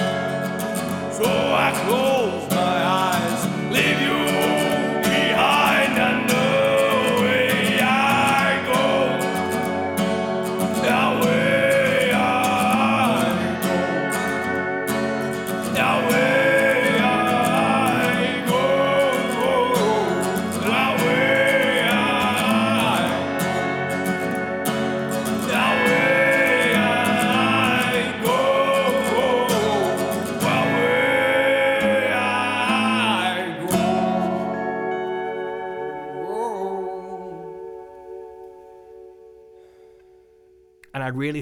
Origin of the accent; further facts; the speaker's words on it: Birkenhead, North West England, United Kingdom; in my hometown of Birkenhead